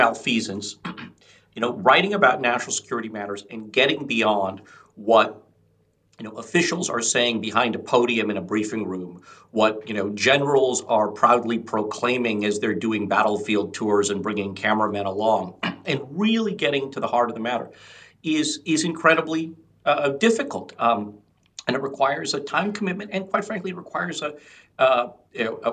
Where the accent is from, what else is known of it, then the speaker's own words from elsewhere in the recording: United States; as somebody of Indian descent, though I was born in the United States, my parents are from India